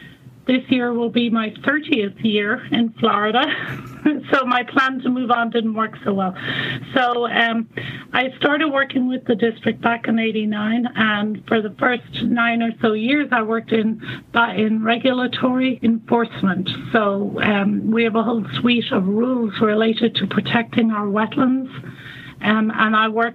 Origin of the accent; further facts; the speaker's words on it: Ireland; now in United States; Well, you can probably tell from my accent that I'm not from the U.S. I'm actually Irish, and I graduated from a university in Northern Ireland with a degree in environmental science in the late 80s.